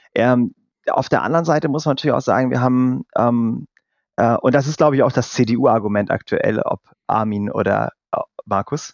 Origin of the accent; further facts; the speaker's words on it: North Rhine-Westphalia, Germany; bin ich aus Nordrhein-Westfalen